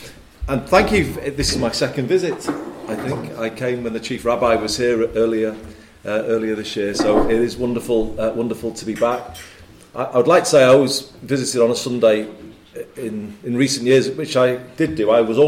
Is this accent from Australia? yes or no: no; Liverpool, North West England, United Kingdom; I was born in Liverpool